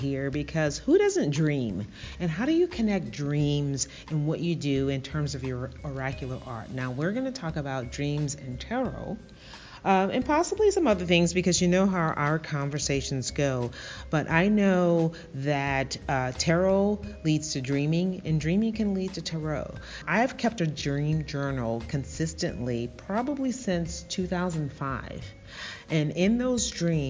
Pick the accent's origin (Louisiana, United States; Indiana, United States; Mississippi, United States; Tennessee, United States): Louisiana, United States; New Orleans; moved away; I'm from New Orleans